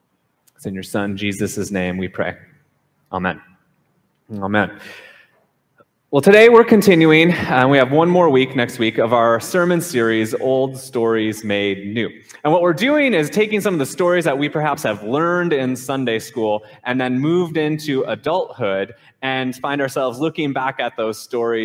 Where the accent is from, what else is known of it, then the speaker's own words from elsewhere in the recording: Minnesota, United States; I grew up playing hockey in Minnesota